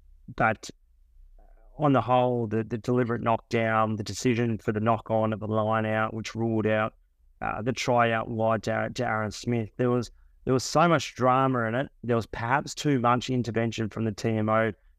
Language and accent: English; New Zealand; So even as a New Zealander